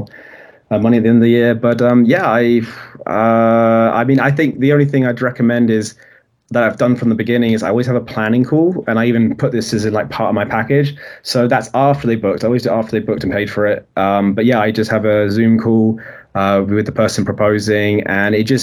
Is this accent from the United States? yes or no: no; United Kingdom; I'm very British